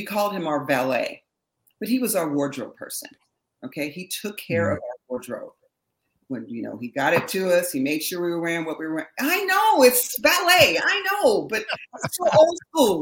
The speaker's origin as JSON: {"language": "English", "town": "Berkeley", "region": "California", "country": "United States", "said": "I'm from Berkeley, all right? So my roots are very, you know, hippie, very avant-garde"}